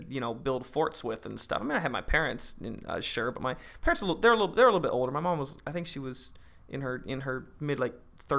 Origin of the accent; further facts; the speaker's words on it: Orlando, Florida, United States; I kind of pick and choose Orlando, yeah. To be honest. It's kind of where my deepest relationships from childhood per se right. still come from is Orlando.